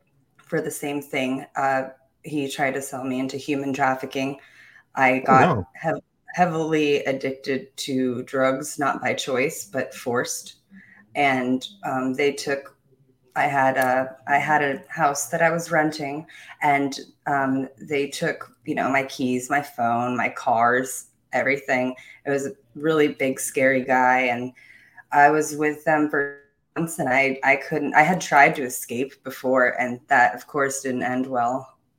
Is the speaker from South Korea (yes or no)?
yes; South Korea; also born or lived in Japan / Germany / England / Philippines; I was born in Japan, raised mostly in Korea. I've lived in Germany, England, Philippines, all over the world.